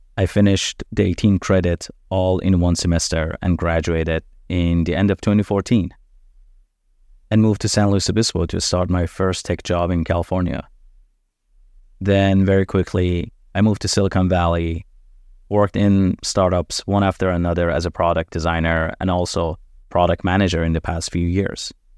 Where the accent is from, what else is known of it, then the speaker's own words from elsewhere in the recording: Iran; moved away; born and raised in Iran.